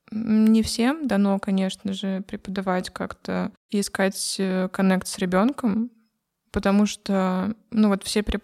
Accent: Krasnoyarsk, Krasnoyarsk Krai, Russia; Сибирь, э, Кемеровская область. Я с Красноярска.

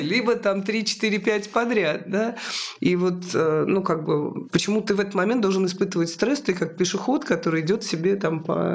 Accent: Moscow, Russia; моего родного города Москва

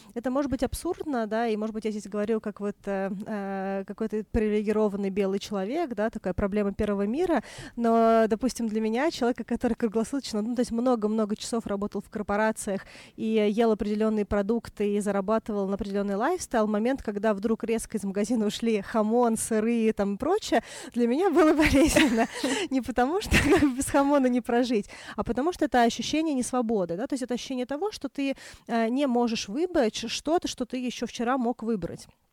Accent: Moscow, Russia; also born or lived in Australia; Я выросла в Москве

